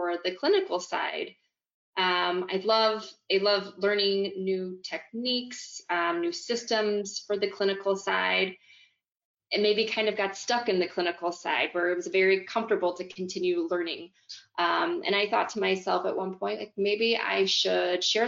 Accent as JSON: {"language": "English", "area": "just outside St. Louis", "region": "Missouri", "country": "United States", "tie": "born or raised there", "said": "I have a small practice in my hometown community, which is, you know, just outside St. Louis, Missouri."}